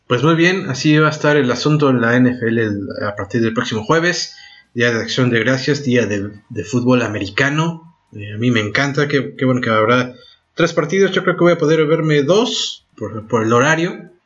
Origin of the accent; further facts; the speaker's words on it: Argentina; now in France; como nosotros, eh, como en Argentina